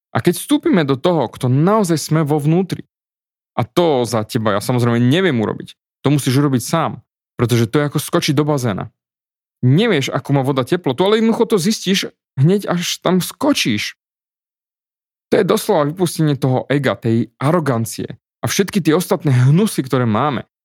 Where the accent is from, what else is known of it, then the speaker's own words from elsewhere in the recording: Slovakia; also born or lived in Austria; som Slovák